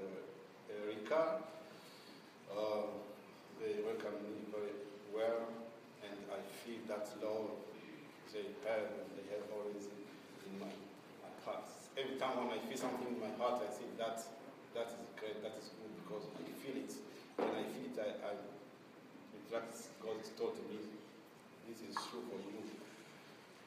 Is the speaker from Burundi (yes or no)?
yes; Burundi; moved away as an adult; now in Portland, United States; I come from Burundi